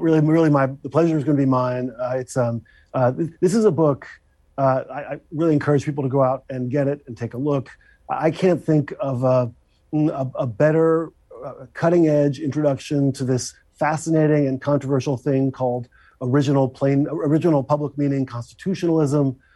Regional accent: Philadelphia, Pennsylvania, United States; I'm a Philadelphian. You know, cheese steaks and tasty cakes are principal parts of my diet.

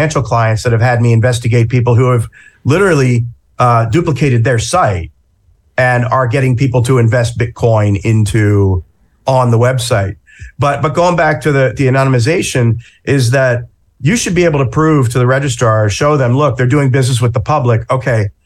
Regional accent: New Jersey, United States; I'm from Jersey

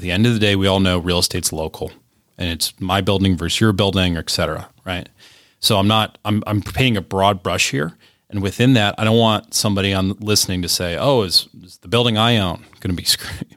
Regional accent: Cleveland, Ohio, United States; My hometown of Cleveland

